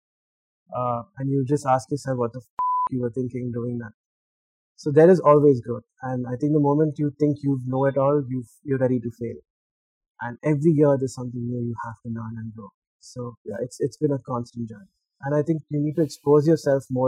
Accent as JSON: {"language": "English", "region": "Dubai", "country": "United Arab Emirates", "tie": "born or raised there", "moved": "as an adult", "lives_now": "Hyderabad, India", "said": "most of my life I grew up in Dubai"}